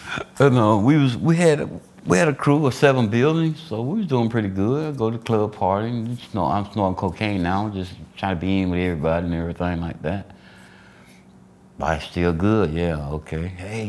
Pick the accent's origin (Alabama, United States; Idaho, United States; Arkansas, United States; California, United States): Alabama, United States; I was born and raised in Alabama, a little small town Alabama. But I migrated to Georgia